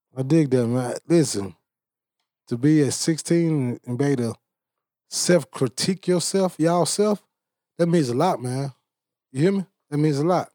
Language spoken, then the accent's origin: English; Bastrop, Louisiana, United States; I'm from Bastrop, Louisiana